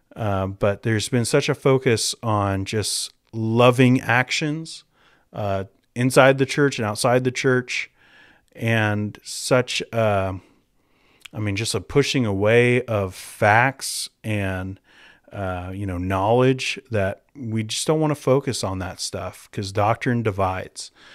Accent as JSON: {"language": "English", "country": "United States", "also_born_or_lived": "Minnesota / North Carolina / Saskatoon", "moved": "as an adult", "lives_now": "Moose Jaw, Canada", "said": "I'm from the United States"}